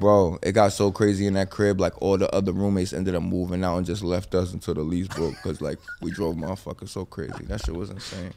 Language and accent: English; Bergen County, New Jersey, United States; moved away as an adult; now in Los Angeles, United States; I'm from Bergen County